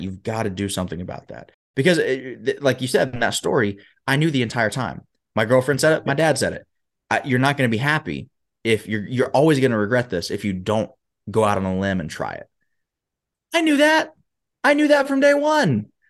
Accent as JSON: {"language": "English", "town": "Huntsville", "region": "Alabama", "country": "United States", "tie": "born or raised there", "also_born_or_lived": "Michigan", "moved": "as an adult", "said": "I was born and raised in Huntsville, Alabama"}